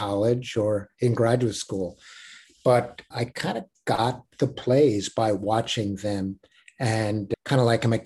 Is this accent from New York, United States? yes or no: yes; New York City, New York, United States; I grew up in Brooklyn, went to a public middle school